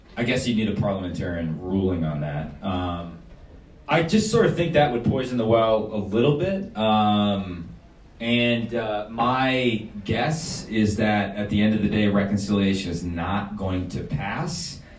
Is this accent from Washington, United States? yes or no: no; Wisconsin, United States; we're, we're from Wisconsin